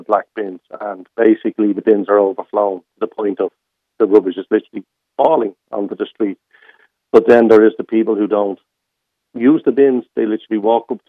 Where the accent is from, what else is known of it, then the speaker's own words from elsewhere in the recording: Dublin, Leinster, Ireland; I'm from Ballymun all my life. I did move out and I moved back